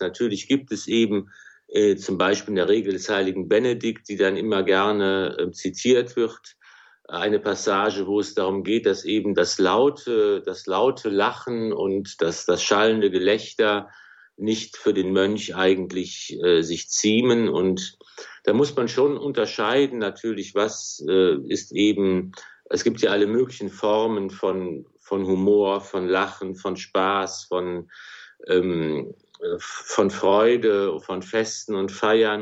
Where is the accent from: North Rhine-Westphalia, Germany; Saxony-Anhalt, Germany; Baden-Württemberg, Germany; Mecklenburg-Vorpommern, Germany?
North Rhine-Westphalia, Germany; Remscheid; also born or lived in Wuppertal / Cologne; in Wuppertal geboren, in Remscheid aufgewachsen